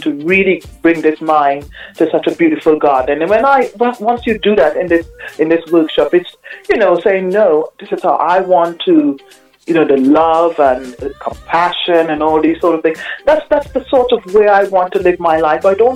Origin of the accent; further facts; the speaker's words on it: Trinidad & Tobago; moved away; also born or lived in Aruba / New York City, United States; I'm originally from a lovely island called Aruba in the in Caribbean, and I grew up in Trinidad